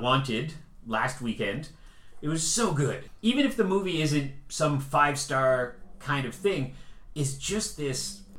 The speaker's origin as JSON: {"language": "English", "country": "Canada", "also_born_or_lived": "Vancouver", "said": "I'm a Canadian."}